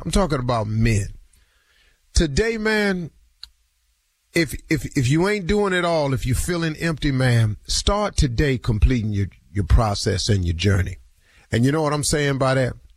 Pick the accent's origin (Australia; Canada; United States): United States; Cleveland, Ohio; moved away; ten of my hometown boys down from Cleveland